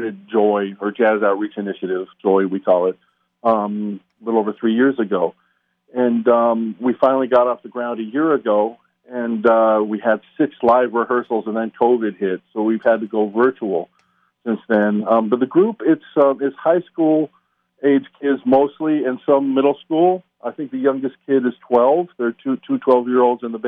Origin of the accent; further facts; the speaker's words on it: Las Vegas, Nevada, United States; moved away as an adult; now in New York City, United States; I was born and raised in Las Vegas.